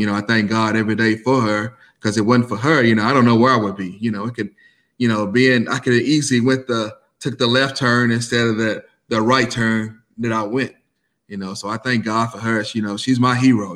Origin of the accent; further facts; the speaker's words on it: Versailles, Kentucky, United States; I was uh, born and raised in Versailles, Kentucky